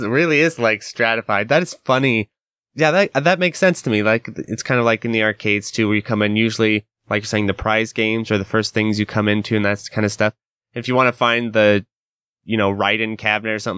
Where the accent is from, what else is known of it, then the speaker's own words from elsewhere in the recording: Idaho, United States; I'm from America, and especially in Idaho, you know, we're not necessarily super etiquette-driven people out here.